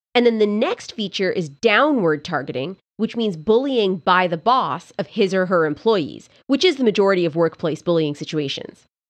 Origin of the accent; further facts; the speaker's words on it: Canada; years in French class growing up in Canada